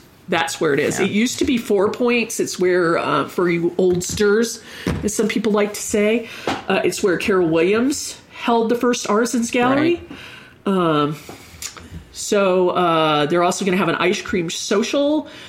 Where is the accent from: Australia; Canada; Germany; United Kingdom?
Germany; I grew up in Germany and the only access to horses I had were Briars.